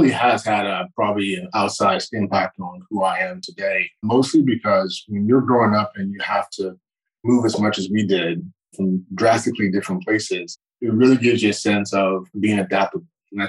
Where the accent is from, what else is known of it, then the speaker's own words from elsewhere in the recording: Morristown, New Jersey, United States; born there; Yeah, I was born in Morristown, New Jersey. And I say that I was raised in a lot of different places